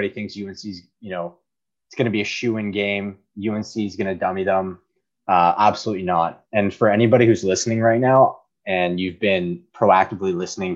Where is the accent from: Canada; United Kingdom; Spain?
Canada; I am Canadian